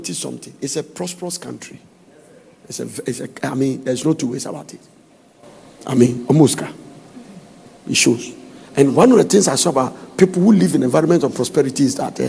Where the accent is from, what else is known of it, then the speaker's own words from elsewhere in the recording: Ghana; moved away as an adult; now in United States; I am from the beautiful sunny country of Ghana where God lives